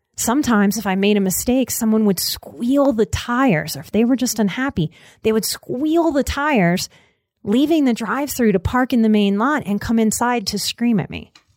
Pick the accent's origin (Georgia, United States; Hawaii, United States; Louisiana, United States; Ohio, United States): Louisiana, United States; Southern; I grew up in Southern Louisiana in the nineties